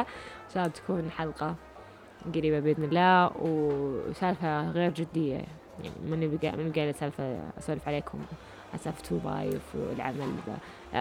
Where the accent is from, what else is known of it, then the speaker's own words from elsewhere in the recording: Riyadh, Riyadh Province, Saudi Arabia; أنا من الرياض